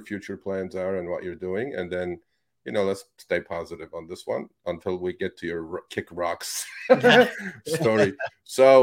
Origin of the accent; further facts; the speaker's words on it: East Coast, United States; moved away as an adult; also born or lived in New York; now in Los Angeles, United States; I am from the East Coast. I was on Wall Street for 19 years. So I lived in New York for 8 years, 9 years